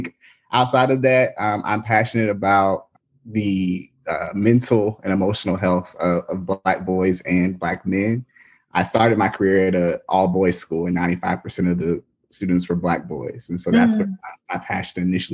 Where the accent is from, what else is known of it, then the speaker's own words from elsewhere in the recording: Nashville, Tennessee, United States; moved away as an adult; also born or lived in Durham, North Carolina; now in Memphis, United States; I am originally from Nashville, Tennessee. I was born and raised there